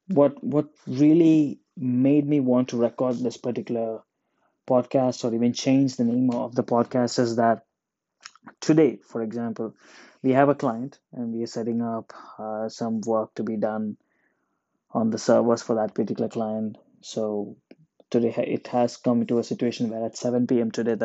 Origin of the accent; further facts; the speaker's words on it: Oman; I was born and raised in Oman. I'm an Indian. I'm not a fan of India. I've never been to India.